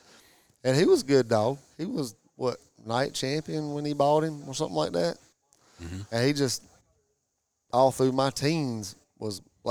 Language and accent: English; Whitmire, South Carolina, United States; We're from South Carolina